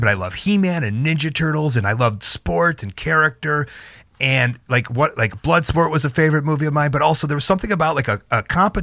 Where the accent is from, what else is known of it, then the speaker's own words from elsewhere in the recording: Chicago, Illinois, United States; Chicago kid. I grew up in Chicago, the suburbs of Chicago